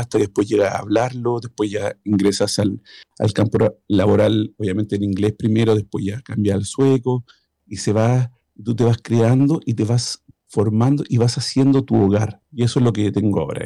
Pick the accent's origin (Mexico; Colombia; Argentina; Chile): Chile; now in Sweden; Soy chileno, vivo en Suecia